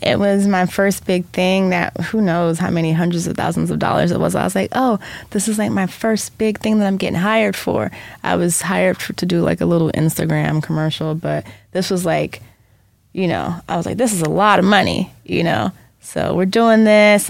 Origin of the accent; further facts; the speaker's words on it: Jamaica; being from Jamaica, we talked about our ancestors all the time. So I grew up with like, you know, like even being Jamaican